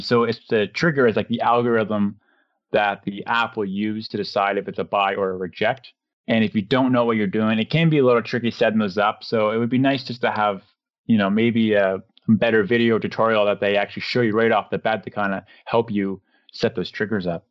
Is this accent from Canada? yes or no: yes; Canada; to be from Canada